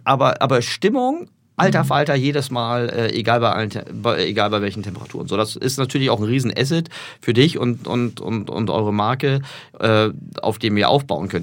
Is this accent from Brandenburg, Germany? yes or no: no; Berlin, Germany; moved away as an adult; now in Hamburg, Germany; Ich komme aus Berlin und mein alter Verein, Hertha BSC